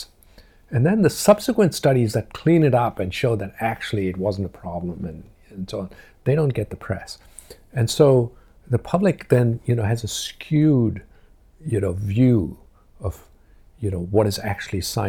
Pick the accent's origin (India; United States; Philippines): India; moved away as an adult; now in Cambridge, United Kingdom; when I grew up in India